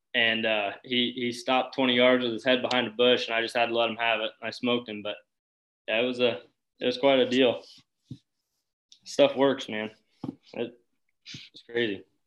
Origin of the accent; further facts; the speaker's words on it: Boone, Iowa, United States; I'm from Boone, Iowa